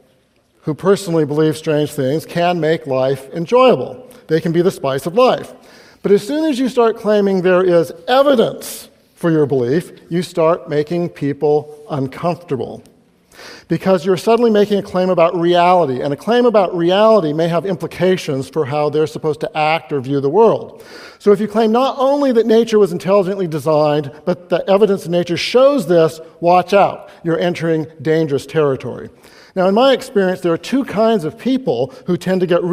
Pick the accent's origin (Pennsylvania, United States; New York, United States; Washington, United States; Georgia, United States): Washington, United States; Seattle; I come from the Seattle area